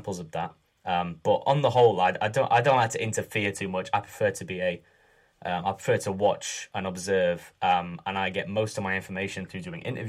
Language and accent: English; Sheffield, Yorkshire and the Humber, United Kingdom; also born or lived in Leicester; I'm from Sheffield. I've lived here almost all my life, except when I went to uni in Leicester for 3 years.